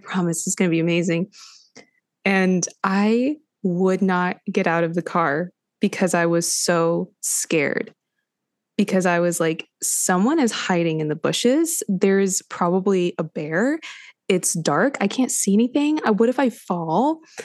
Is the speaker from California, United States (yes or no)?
yes; Los Angeles, California, United States; moved away; I grew up in Los Angeles